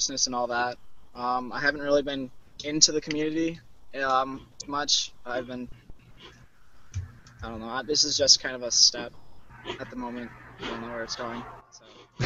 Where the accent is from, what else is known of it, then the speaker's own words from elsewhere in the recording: Burnsville, Minnesota, United States; I'm from Burnsville, Minnesota